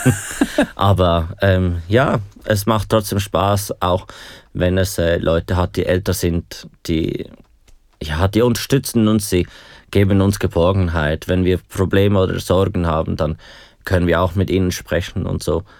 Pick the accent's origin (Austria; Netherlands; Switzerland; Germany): Switzerland; Aargau; ich komme aus dem Aargau